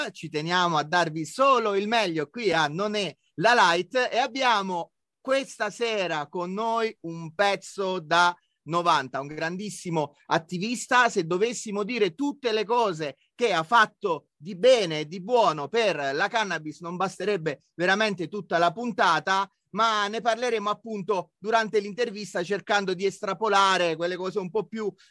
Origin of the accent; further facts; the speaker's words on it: Abruzzo, Italy; io sono abruzzese.